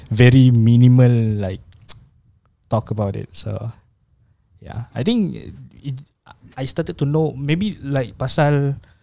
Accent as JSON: {"language": "Malay", "country": "Malaysia", "tie": "born or raised there", "said": "Who was born in Malaysia With Indonesian's parents Indonesian's families"}